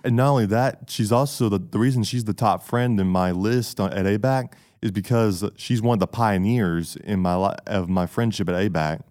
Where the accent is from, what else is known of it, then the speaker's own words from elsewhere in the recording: Camilla, Georgia, United States; I'm from Camilla, Georgia.